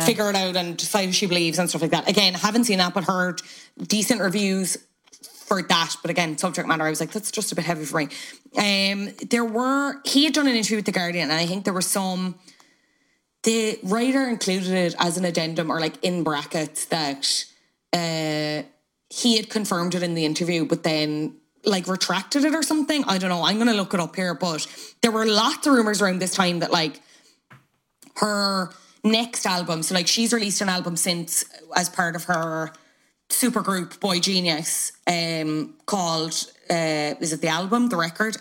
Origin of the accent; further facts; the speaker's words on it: Ireland; two Irish people